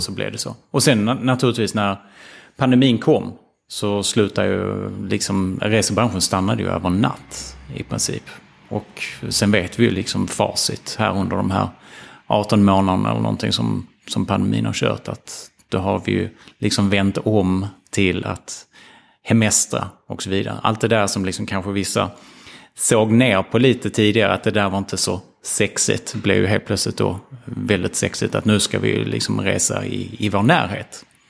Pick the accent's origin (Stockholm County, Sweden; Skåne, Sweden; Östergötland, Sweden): Skåne, Sweden; Ystad; moved away as an adult; jag växte upp i Ystad